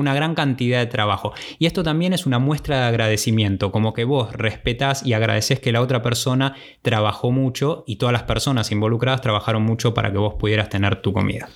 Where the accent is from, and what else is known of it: Argentina